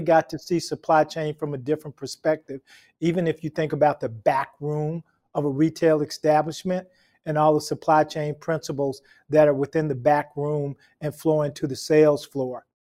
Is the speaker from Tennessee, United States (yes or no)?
yes; Memphis, Tennessee, United States; I grew up in Memphis, Tennessee